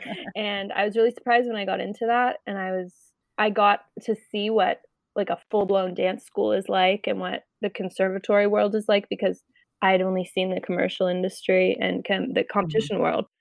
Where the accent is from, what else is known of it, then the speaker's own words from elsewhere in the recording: Acton, Massachusetts, United States; I'm from Acton, Massachusetts